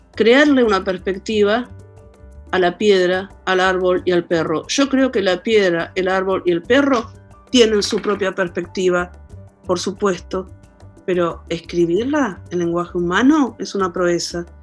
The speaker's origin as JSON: {"language": "Spanish", "country": "Argentina", "lives_now": "La Plata, Argentina", "said": "la última gran crisis, gran, gran, gran, enorme crisis que, hubo en mi país, alrededor del año 2000"}